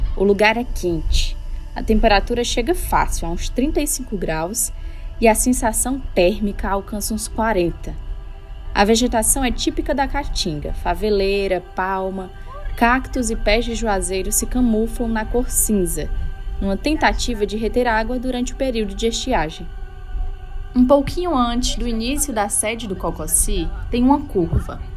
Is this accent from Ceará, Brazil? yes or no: yes; Tauá, Ceará, Brazil; Saindo de Tauá, onde nasci